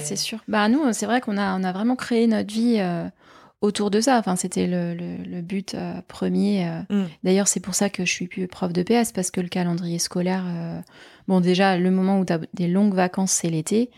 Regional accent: Nantes, Pays de la Loire, France; also born or lived in Paris; now in Gironde, France; je suis nantaise

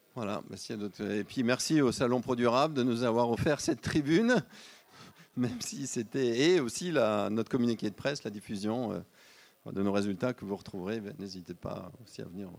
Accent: Lyon, Auvergne-Rhône-Alpes, France; On est lyonnais

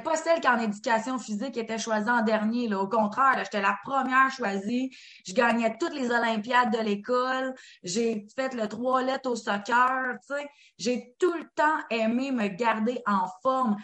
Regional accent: Quebec, Canada; en tant que Québécois

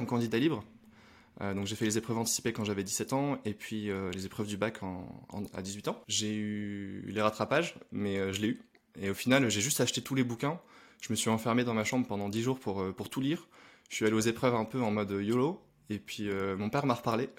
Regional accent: Lille, Hauts-de-France, France; je viens de Lille et je travaille dans le e-commerce depuis 6 ans.

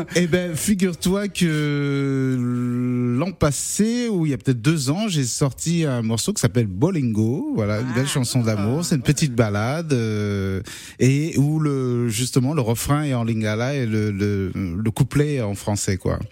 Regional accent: Cameroon; moved away as an adult; now in France; je suis né en France, mais à 8 ans je suis parti m'installer au Cameroun et je suis revenu qu'à l'âge de 20 ans à peu près en France

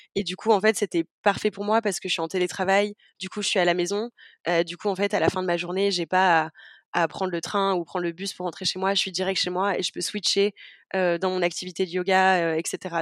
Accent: southern France, France; now in Amsterdam, Netherlands; je viens du sud de la France et j'habite à Amsterdam en ce moment aux Pays-Bas

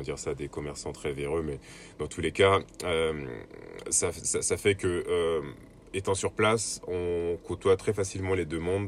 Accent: Côte d’Ivoire; moved away as an adult; also born or lived in Le Havre, France; now in France; je suis originaire de Côte d'Ivoire. Donc, je suis né en Côte d'Ivoire. J'ai vécu jusqu'à mes 21 ans là-bas

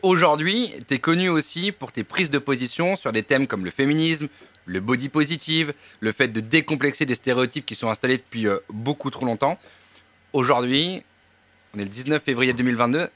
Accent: Provence-Alpes-Côte d'Azur, France; moved away; also born or lived in Paris; je viens de la Côte d'Azur.

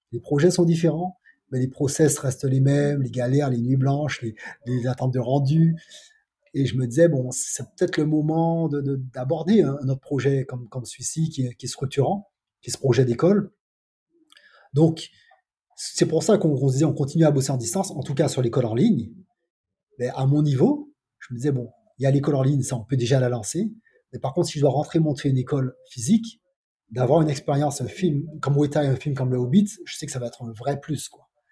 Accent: Martinique; moved away as an adult; also born or lived in Paris; je viens de Martinique

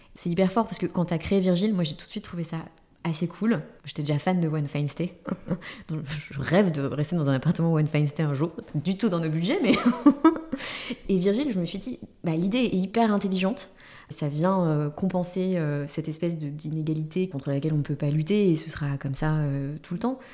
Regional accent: Paris, Île-de-France, France; on est parisien

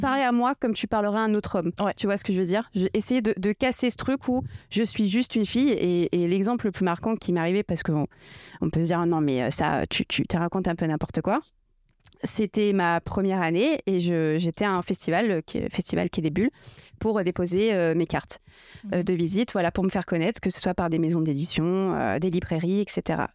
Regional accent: Portugal; je suis portugaise

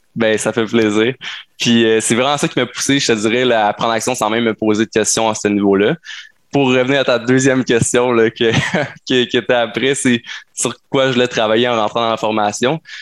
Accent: Sherbrooke, Quebec, Canada; je suis un entrepreneur de Sherbrooke

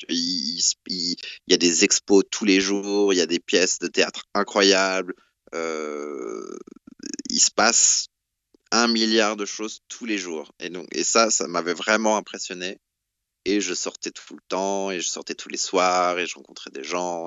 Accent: the South, southern France, France; moved away as an adult; also born or lived in Paris / Brussels; now in London, United Kingdom; j'ai grandi en France

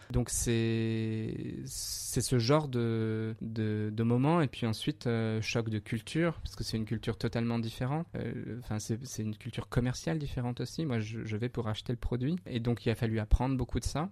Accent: Bourgogne-Franche-Comté, France; je suis du Morvan

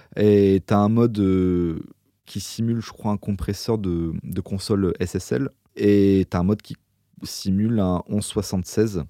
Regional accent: France; je suis français

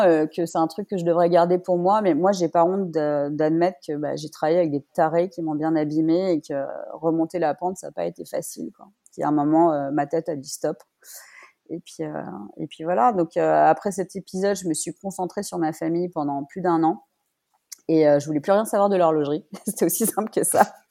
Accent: Paris, Île-de-France, France; moved away as an adult; also born or lived in Biel, Switzerland; now in Geneva, Switzerland; Je suis parisienne et je vis en Suisse depuis 16 ans, dont 13 euh, à Genève.

